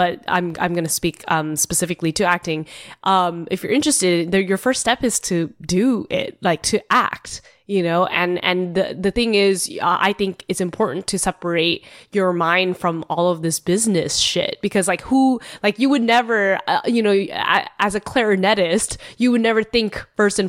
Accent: San Jose, California, United States; moved away as an adult; also born or lived in Chicago / East Coast / San Francisco; I was born in Chicago, but I grew up in San Jose, California

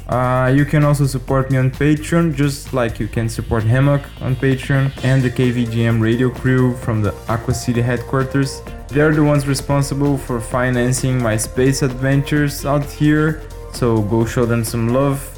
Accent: Brazil; my home country of Brazil

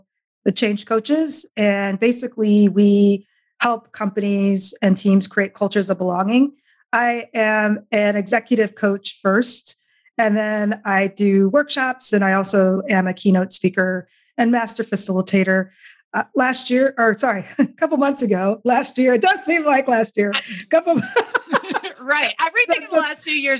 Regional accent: Iowa, United States; I grew up in Iowa

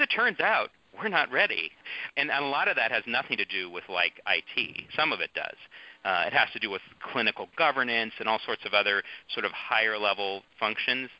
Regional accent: San Mateo County, California, United States; moved away as an adult; I grew up in San Mateo County, and so for me this was home

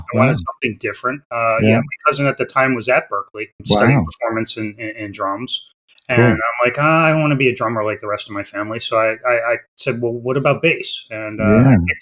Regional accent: Rhode Island, United States; I grew up in Rhode Island, born and raised in Rhode Island.

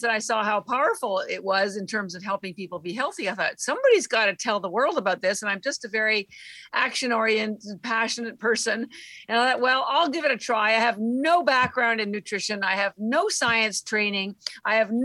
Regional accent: Canada; moved away; I'm Canadian and all my family's still in Canada

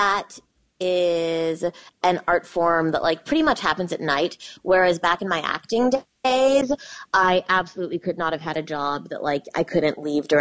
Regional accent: Lincoln, Nebraska, United States; now in New York, United States; I grew up in Lincoln, Nebraska

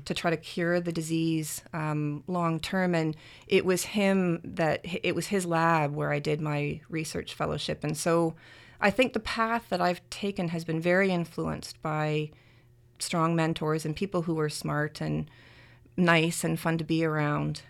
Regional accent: Canada; I'm Canadian

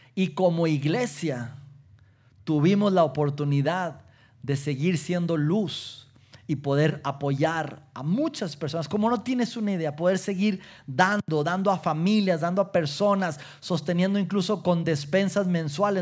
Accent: Mexico; como latinos, como mexicanos

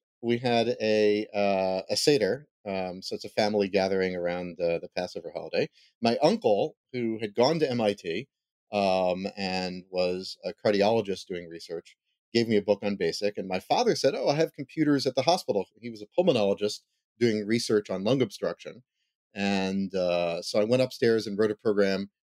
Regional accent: Philadelphia, Pennsylvania, United States; I haven't seen the show The Goldbergs, but we grew up one town over.

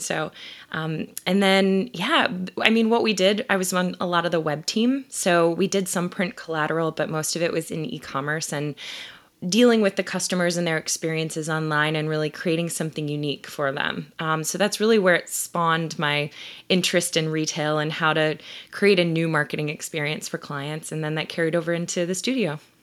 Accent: Ohio, United States; moved away as an adult; also born or lived in Columbus, Ohio; now in Philadelphia, United States; I'm originally from Ohio

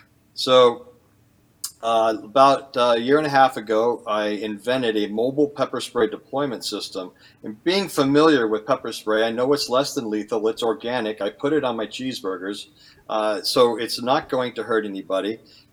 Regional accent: California, United States; born there; also born or lived in Arizona; now in Maine, United States; I was born in California, so I wanted to come west, and always loved the desert.

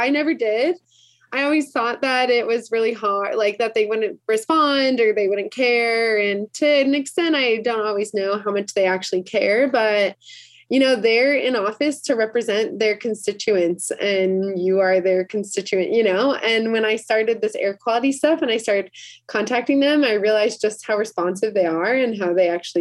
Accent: Chicago, Illinois, United States; also born or lived in South Florida; now in Utah, United States; I grew up in Chicago

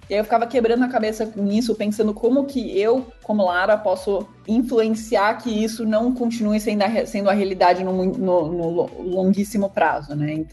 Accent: São Paulo, Brazil; also born or lived in Zurich; Eu, na verdade, eu sou brasileira e suíça, né? Eu cresci entre São Paulo e Zurique, morei metade da minha vida nos dois lugares, e aí fui fazer faculdade fora.

